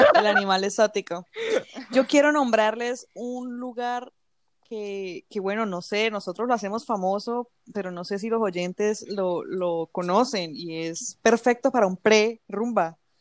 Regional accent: Cúcuta, Norte de Santander, Colombia; now in Bogotá, Colombia; vivo en Bogotá, pero soy de Cúcuta, bueno, crecí en Cúcuta

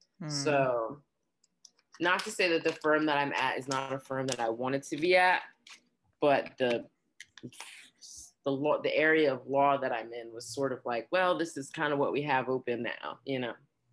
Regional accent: New York, United States; also born or lived in New Jersey / Arizona; I consider myself bi-coastal, you know, definitely New York, New Jersey / Arizona.

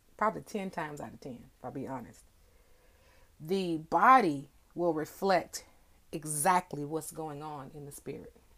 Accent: DFW, Texas, United States; it's raining here in DFW

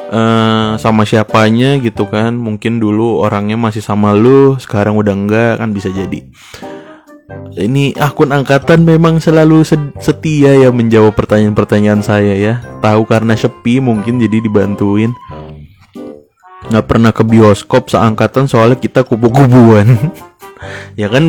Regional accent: Depok, West Java, Indonesia; kangen banget sih nonton di Ramayana itu sebagai anak Depok

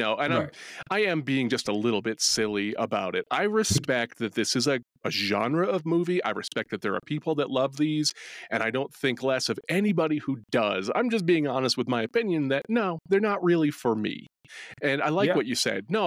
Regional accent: New England, United States; I'm from New England

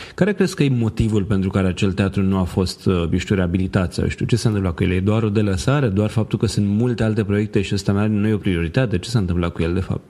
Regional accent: Constanța, Constanța County, Romania; Eu sunt din Constanța

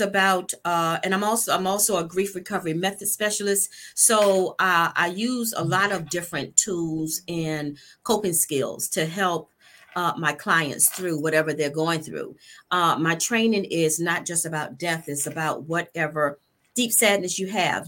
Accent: Norfolk, Virginia, United States; also born or lived in Spain; now in Virginia Beach, United States; Born and raised in Norfolk, Virginia

